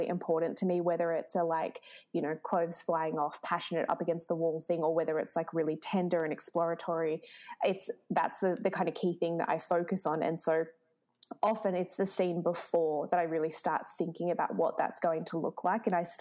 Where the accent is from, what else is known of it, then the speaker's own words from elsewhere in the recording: Melbourne, Victoria, Australia; now in Toronto, Canada; I come from Melbourne and I live in Toronto